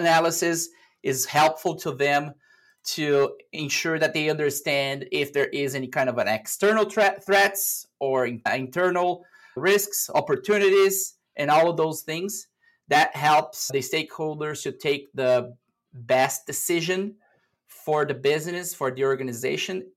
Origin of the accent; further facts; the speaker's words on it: Brazil; moved away as an adult; now in United States; I'm originally from Brazil, and back in 2017, I moved to the US